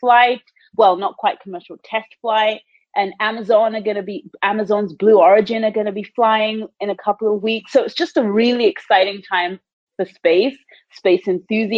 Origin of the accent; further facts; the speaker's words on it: England, United Kingdom; moved away as an adult; also born or lived in Canada; now in United States; I was born and raised in the United Kingdom. I grew up in a really small town in England